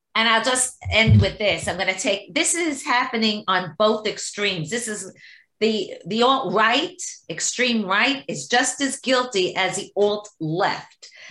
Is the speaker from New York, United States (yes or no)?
yes; New York, United States; as a New Yorker